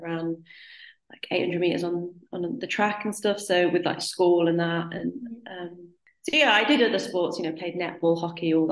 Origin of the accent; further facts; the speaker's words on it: North East England, United Kingdom; I lived in the northeast, and I joined a club called Cleveland Wheelers